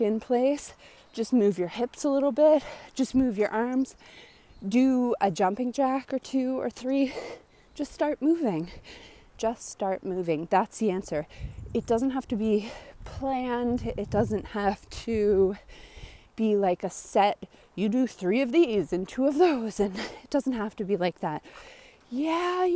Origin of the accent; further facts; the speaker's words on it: Nova Scotia, Canada; I'm from Nova Scotia, Canada. And it snows here